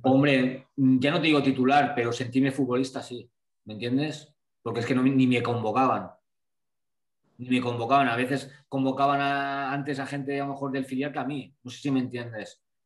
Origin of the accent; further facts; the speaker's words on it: Blanes, Catalonia, Spain; moved away as an adult; also born or lived in Santander; yo soy de Blanes